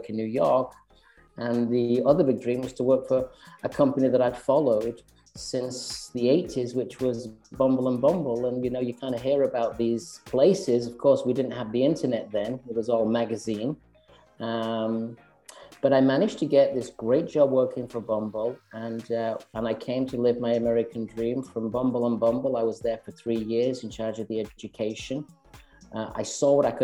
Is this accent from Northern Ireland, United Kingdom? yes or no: no; Manchester, North West England, United Kingdom; moved away as an adult; also born or lived in London; now in Westchester, United States; I'm originally from Manchester